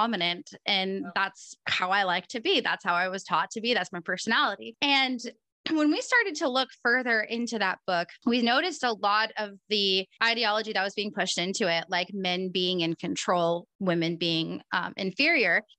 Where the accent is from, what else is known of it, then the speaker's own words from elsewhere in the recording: Oregon, United States; I'm from Oregon